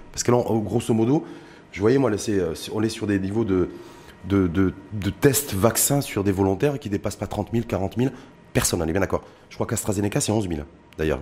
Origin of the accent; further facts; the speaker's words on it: Morocco; chez nous au Maroc